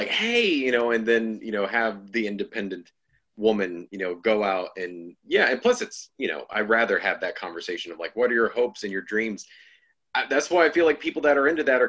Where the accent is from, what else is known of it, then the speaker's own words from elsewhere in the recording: Florida, United States; moved away as an adult; also born or lived in Mississippi; now in New York, United States; I'm originally from Florida